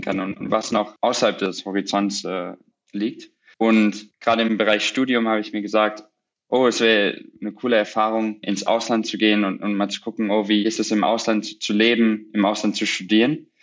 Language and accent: German; Borken, North Rhine-Westphalia, Germany; moved away as an adult; also born or lived in Cambridge, England; now in New York, United States; ich komme aus einem kleinen Dorf im Münsterland, Borken, ungefähr, sag ich mal, 45 Minuten von Münster entfernt